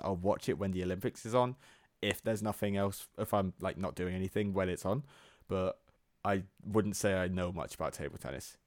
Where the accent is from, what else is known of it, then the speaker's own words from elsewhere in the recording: England, United Kingdom; we're English and not Am-, American.